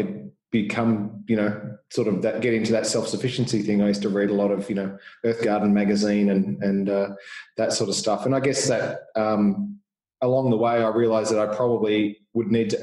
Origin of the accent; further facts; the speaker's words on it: Boronia, Victoria, Australia; I grew up in Boronia, so not far outside the Yarra